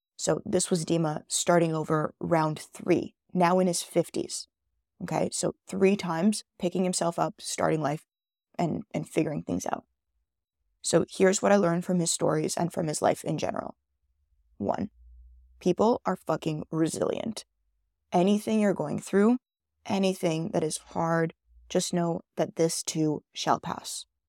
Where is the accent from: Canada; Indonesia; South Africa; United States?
Canada; also born or lived in Israel; That's where I was born in Israel, which some of you guys may or may not know. I'm a first generation Canadian